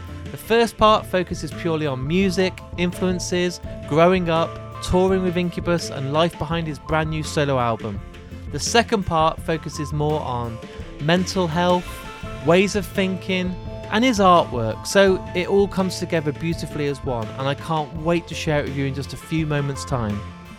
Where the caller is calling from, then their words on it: West Midlands, United Kingdom; The UK, so I'm in a place, Shropshire, which you probably don't know, but I remember the closest place you played to us is Wolverhampton.